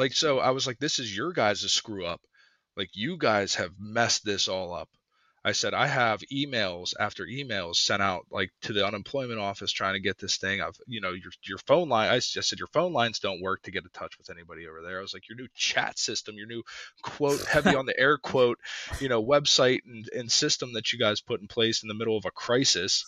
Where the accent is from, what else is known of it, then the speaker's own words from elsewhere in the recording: Pittsburgh, Pennsylvania, United States; from Pittsburgh